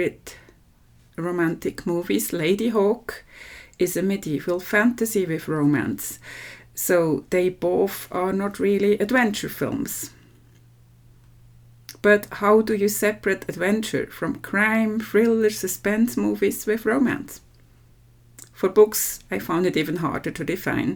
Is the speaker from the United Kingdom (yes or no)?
no; Switzerland; from Switzerland